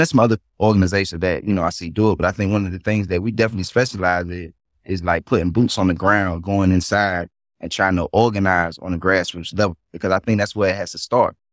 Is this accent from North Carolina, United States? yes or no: yes; North Carolina, United States; born and raised in North Carolina